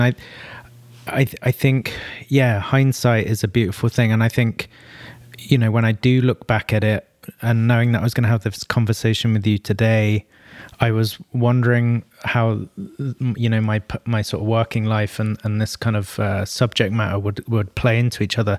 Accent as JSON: {"language": "English", "region": "London", "country": "United Kingdom", "tie": "born or raised there", "said": "North London originally. So, kind of supporting my hometown roots as well"}